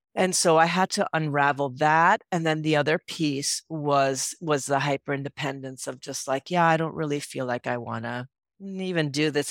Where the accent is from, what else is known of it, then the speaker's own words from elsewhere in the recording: Puerto Rico; moved away as an adult; also born or lived in San Francisco; I grew up in Puerto Rico